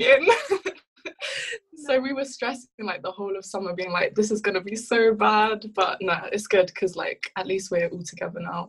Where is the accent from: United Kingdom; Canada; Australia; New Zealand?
United Kingdom; London; moved away as an adult; also born or lived in Ivory Coast / France; now in Cambridge, United Kingdom; I grew up in South London, South East London